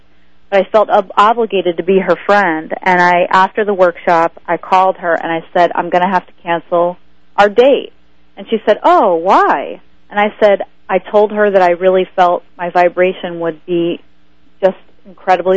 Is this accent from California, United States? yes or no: yes; Santa Monica, California, United States; I'm from Santa Monica, California